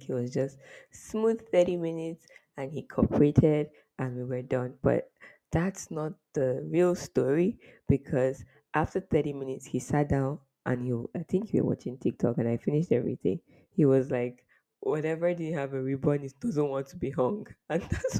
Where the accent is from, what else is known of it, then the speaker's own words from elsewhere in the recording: Nigeria; As a Nigerian that I am